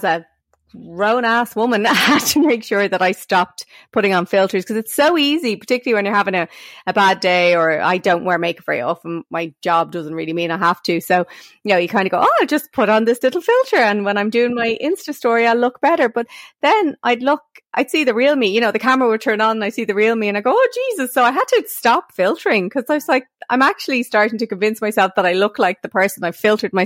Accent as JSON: {"language": "English", "country": "Ireland", "said": "as Irish women"}